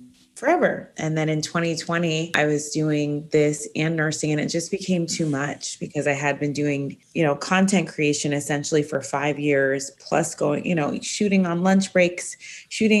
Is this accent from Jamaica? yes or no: yes; Jamaica; moved away; I was born in Jamaica